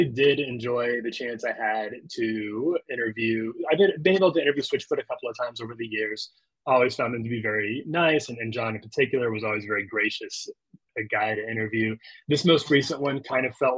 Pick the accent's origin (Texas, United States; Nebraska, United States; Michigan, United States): Nebraska, United States; Lincoln; moved away as an adult; also born or lived in Chicago / Orlando, Florida; back to Lincoln, Nebraska, my hometown